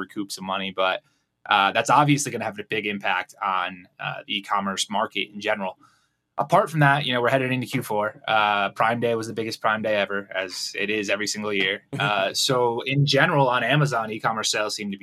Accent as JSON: {"language": "English", "region": "Connecticut", "country": "United States", "moved": "as an adult", "lives_now": "Guadalajara, Mexico", "said": "I live here. I'm originally from Connecticut. I've lived down here for about 6 years."}